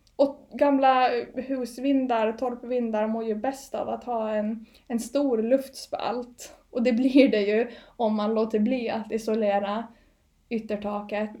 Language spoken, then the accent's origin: Swedish; Åland Islands; born or raised there; now in Gotland, Sweden